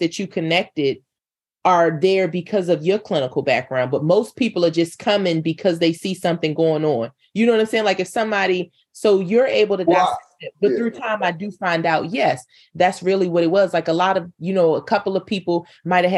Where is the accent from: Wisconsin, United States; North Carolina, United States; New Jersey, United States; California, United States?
North Carolina, United States; moved away; I'm from North Carolina